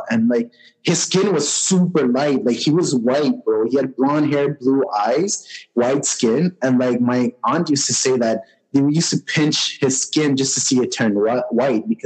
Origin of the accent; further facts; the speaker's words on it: Noakhali, Chittagong Division, Bangladesh; But when I was in Bangladesh and I went to our village, I'm from Noakhali. My parents are from Noakhali.